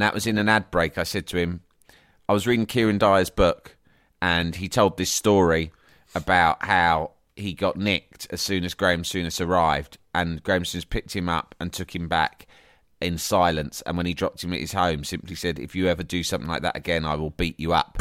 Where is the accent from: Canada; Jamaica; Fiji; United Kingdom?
United Kingdom; England; I'm an Englishman